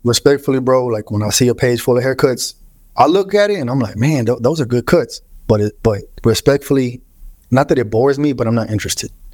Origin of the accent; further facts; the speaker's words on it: Houston, Texas, United States; My whole life, bro. Grew up in Houston